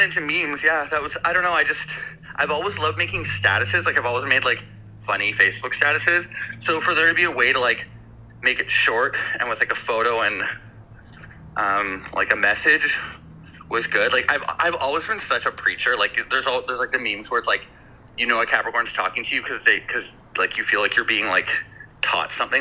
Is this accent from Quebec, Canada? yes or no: no; Victoria, British Columbia, Canada; also born or lived in Vancouver; I was born and raised in Victoria.